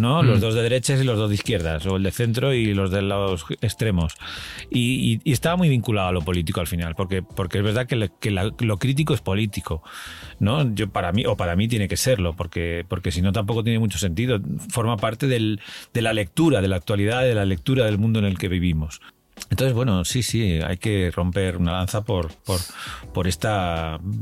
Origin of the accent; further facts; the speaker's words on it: Valencian Community, Spain; moved away as an adult; now in Madrid, Spain; en mi pueblo, en un pueblo chiquitillo de la provincia de Alicante